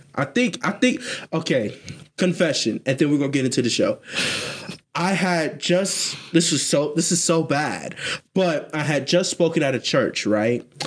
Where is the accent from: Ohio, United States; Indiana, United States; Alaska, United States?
Ohio, United States; Columbus; I'm from Columbus. I'm from Columbus.